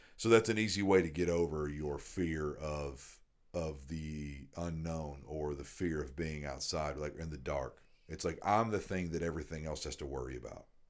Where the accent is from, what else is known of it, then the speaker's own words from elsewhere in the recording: the South, United States; I grew up in the South